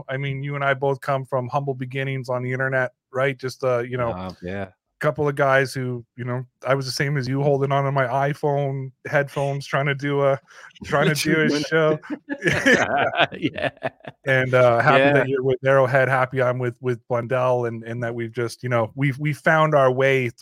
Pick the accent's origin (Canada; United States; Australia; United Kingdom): Canada; Toronto, Ontario; I'm from Toronto. I'm a Toronto FC fan, right? I support the local team.